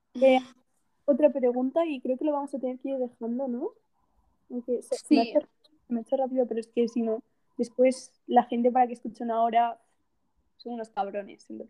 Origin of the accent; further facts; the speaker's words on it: Castellón de la Plana, Valencian Community, Spain; Yo, soy de Castellón.